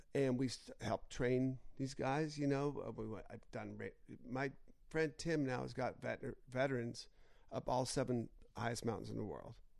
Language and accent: English; United States; I'm an American and proud American